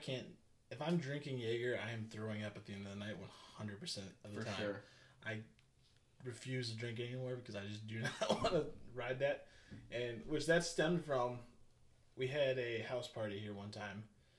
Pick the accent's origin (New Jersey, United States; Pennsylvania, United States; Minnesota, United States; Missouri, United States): Missouri, United States; St. Louis; I grew up in St. Louis